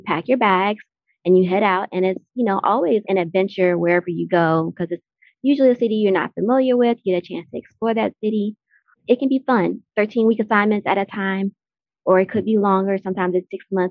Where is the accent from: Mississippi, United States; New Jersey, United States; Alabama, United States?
Mississippi, United States; Natchez; now in Atlanta, United States; I'm from Natchez, Mississippi, and I now live in Atlanta, Georgia